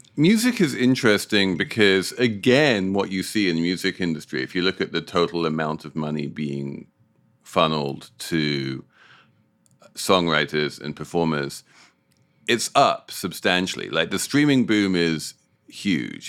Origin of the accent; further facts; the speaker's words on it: United Kingdom; moved away; as a Brit